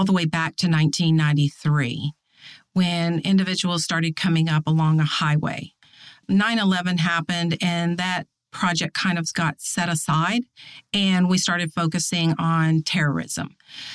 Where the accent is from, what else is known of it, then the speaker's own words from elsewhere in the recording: East Texas, United States; moved away as an adult; I came to the FBI from Texas, a small town in East Texas